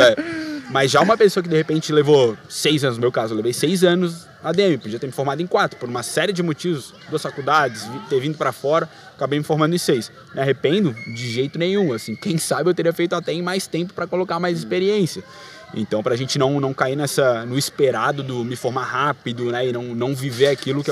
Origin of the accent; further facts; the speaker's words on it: Florianópolis, Santa Catarina, Brazil; moved away as an adult; now in São Paulo, Brazil; na minha terra, nascido e criado com o maior orgulho, manézinho da ilha.